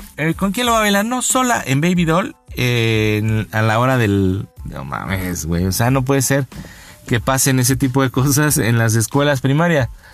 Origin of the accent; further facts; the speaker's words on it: Mexico City, Mexico; como buen chilanguense, como buen habitante de esta ciudad, de esta urbe